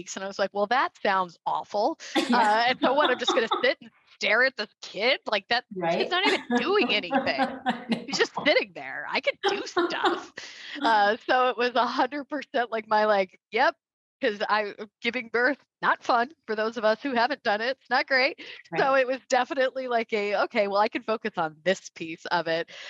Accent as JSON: {"language": "English", "area": "West Valley", "region": "Arizona", "country": "United States", "said": "I was from the West Valley"}